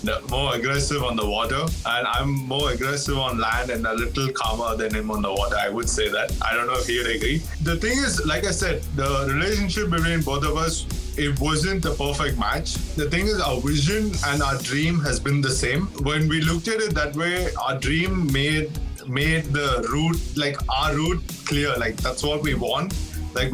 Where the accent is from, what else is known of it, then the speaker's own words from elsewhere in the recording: Chennai, Tamil Nadu, India; home is Chennai